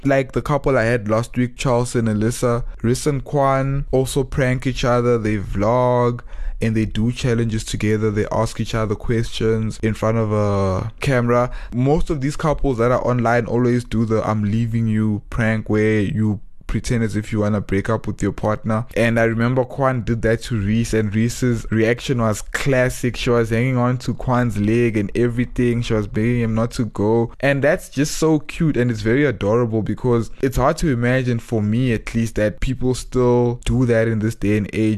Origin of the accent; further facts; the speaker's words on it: Johannesburg, Gauteng, South Africa; moved away as an adult; also born or lived in Cape Town; my growing up in Joburg